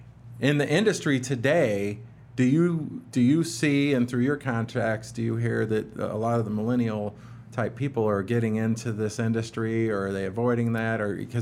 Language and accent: English; Alaska, United States; So, you know, it is growing up in Alaska and growing up in the industry is a fun story.